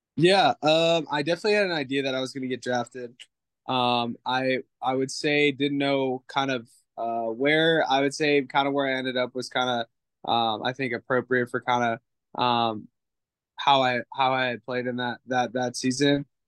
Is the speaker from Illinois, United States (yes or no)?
no; California, United States; moved away; I grew up in California